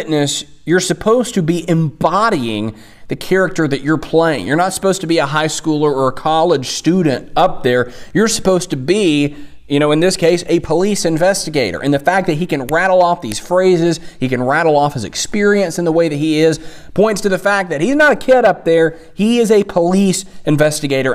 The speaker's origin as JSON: {"language": "English", "region": "Tennessee", "country": "United States", "tie": "born or raised there"}